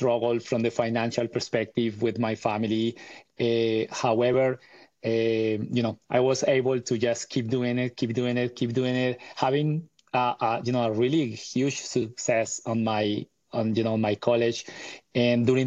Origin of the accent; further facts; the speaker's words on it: Bogotá, Colombia; I was born and raised in Bogota, Colombia, and in the 80s.